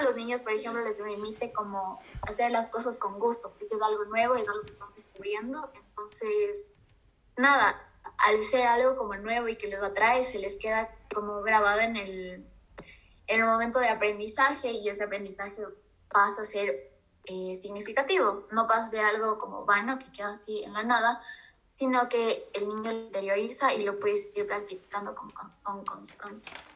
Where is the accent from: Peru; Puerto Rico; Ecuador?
Ecuador; Al final todos somos ecuatorianos